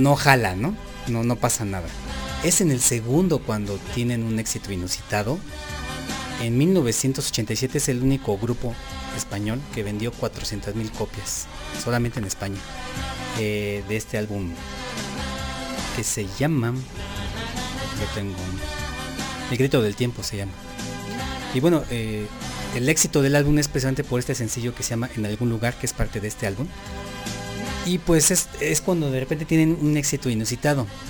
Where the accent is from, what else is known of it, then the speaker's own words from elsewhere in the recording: Mexico; nosotros como mexicanos